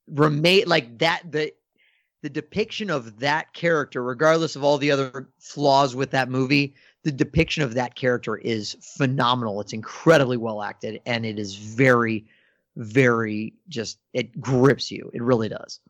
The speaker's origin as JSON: {"language": "English", "region": "Northern Virginia", "country": "United States", "tie": "born or raised there", "said": "growing up in Northern Virginia"}